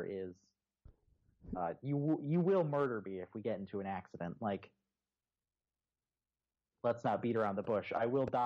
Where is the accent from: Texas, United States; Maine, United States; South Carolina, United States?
Texas, United States; Houston; Well, okay, so I moved from Houston originally.